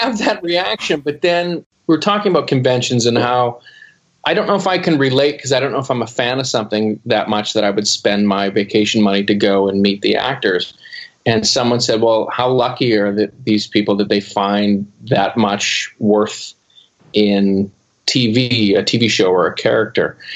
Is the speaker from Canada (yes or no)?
yes; Canada; as a Canadian